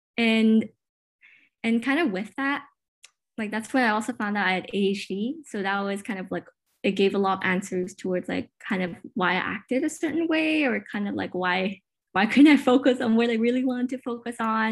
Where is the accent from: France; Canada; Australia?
Canada; Richmond, British Columbia; I was born and raised in Richmond, BC, but my parents immigrated from Hong Kong